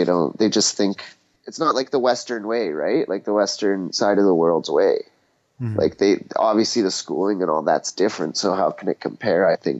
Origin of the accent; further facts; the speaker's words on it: Sarajevo, Federation of Bosnia and Herzegovina, Bosnia & Herzegovina; now in Beaumont, Canada; I was born in 94 in Bosnia, in Sarajevo there.